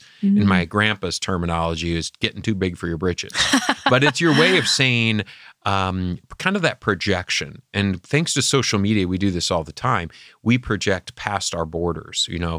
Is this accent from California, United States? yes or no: no; Michigan, United States; From my home state of Michigan.